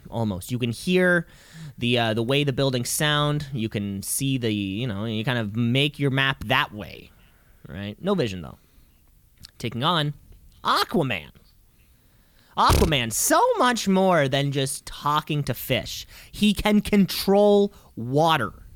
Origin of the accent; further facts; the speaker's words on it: Canada; I'm Canadian